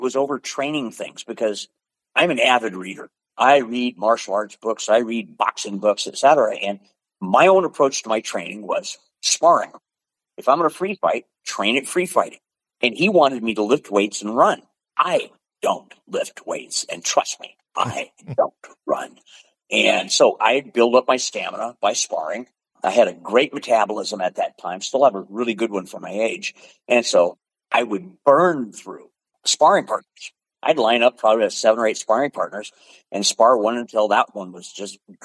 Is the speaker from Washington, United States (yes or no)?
yes; Pacific Northwest, Washington, United States; also born or lived in Portland, Oregon; I was born in Washington. I've always been in the Pacific Northwest